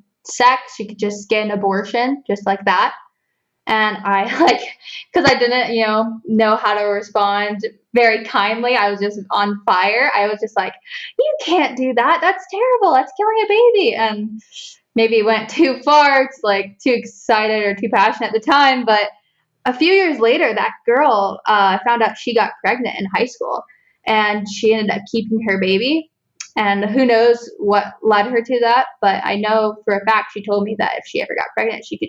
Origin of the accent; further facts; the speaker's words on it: Northern Ohio, United States; also born or lived in Columbus, Ohio; now in Southern Ohio, United States; I grew up in Northern Ohio and I work in Columbus, Ohio now